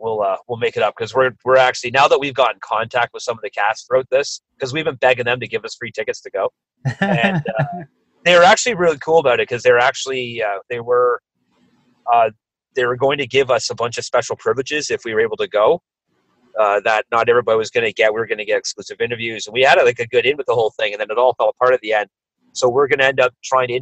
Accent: Canada; there's a TV show that we grew up in Canada called Degrassi Junior High

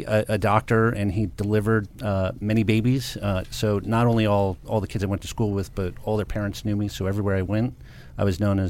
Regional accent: Livonia, Michigan, United States; So I grew up in a suburb of Detroit, Michigan, called Livonia, Michigan.

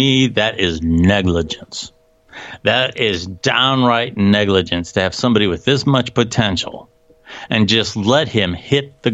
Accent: Canton, Ohio, United States; I'm from Canton, Ohio. I came from a very athletic school, McKinley

